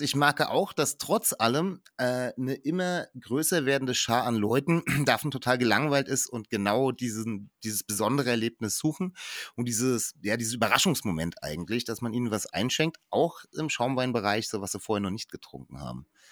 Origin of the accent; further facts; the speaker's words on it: Germany; als, als Deutscher, vor allem bei uns in Deutschland